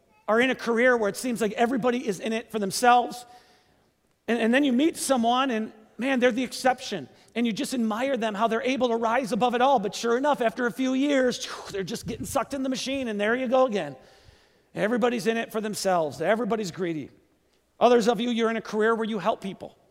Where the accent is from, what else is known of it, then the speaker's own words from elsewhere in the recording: Kenosha, Wisconsin, United States; also born or lived in Seattle; moved back to my hometown to start a church in my hometown. Great Lakes Church